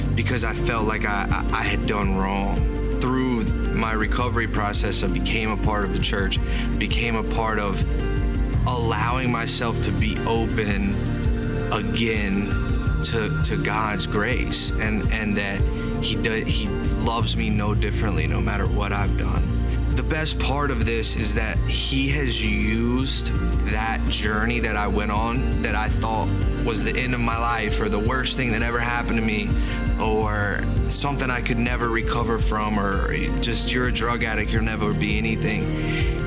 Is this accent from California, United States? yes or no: no; Lincolnton, North Carolina, United States; I'm from Lincolnton, North Carolina. I grew up in a small town going to church